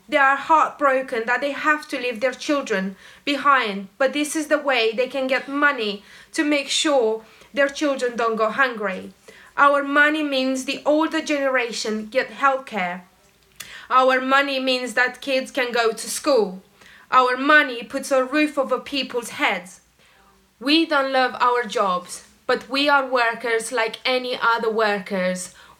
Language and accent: English; Romania; now in London, United Kingdom; I came to the UK from Romania to escape violence from my father.